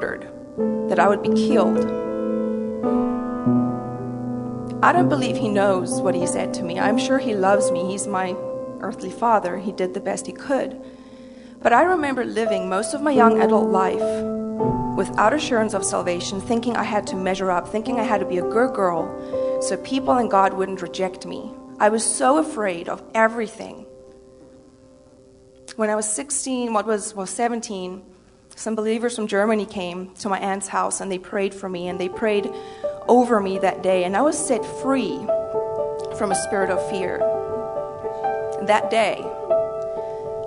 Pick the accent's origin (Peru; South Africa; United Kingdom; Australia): South Africa; moved away as an adult; now in United States; I was born and raised in South Africa